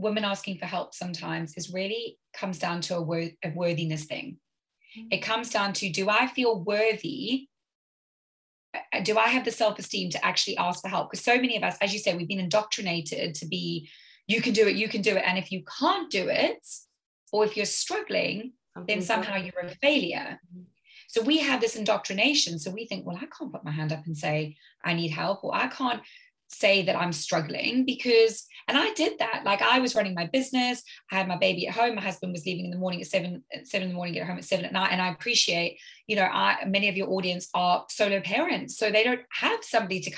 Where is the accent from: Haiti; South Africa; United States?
South Africa; now in United Kingdom; I grew up in South Africa where typically a lot of people had help.